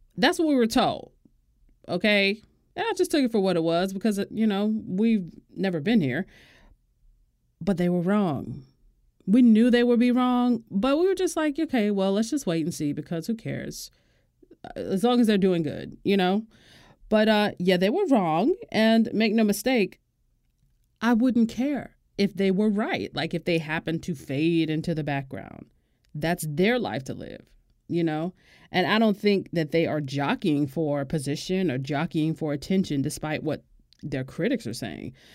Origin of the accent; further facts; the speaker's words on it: Florida, United States; my home state